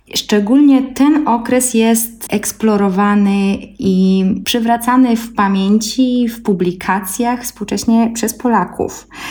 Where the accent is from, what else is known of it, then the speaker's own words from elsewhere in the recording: Belarus; now in Poland; mieszkam w Polsce, a pochodzę z Białorusi, znam polski, białoruski, rosyjski